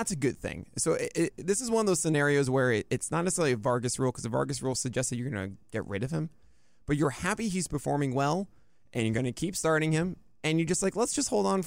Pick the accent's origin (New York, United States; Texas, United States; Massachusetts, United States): New York, United States; New York City; as a New Yorker